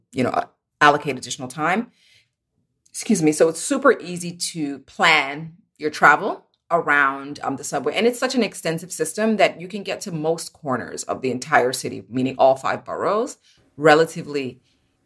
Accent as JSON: {"language": "English", "town": "New York City", "region": "New York", "country": "United States", "tie": "born or raised there", "said": "I am located here in lovely Brooklyn, New York, where I was born and raised"}